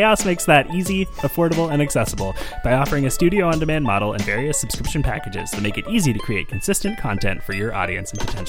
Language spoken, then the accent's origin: English; Vancouver, British Columbia, Canada; Growing up in Vancouver